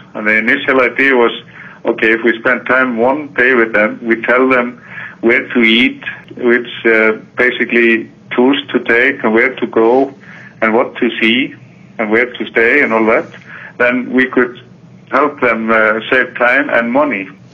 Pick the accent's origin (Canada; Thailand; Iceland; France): Iceland; Akureyri, Northeastern Region; my hometown Akureyri